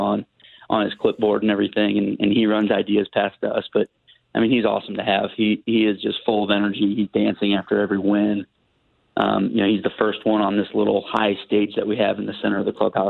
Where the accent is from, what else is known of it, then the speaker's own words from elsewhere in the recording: Columbia, Missouri, United States; I was from Columbia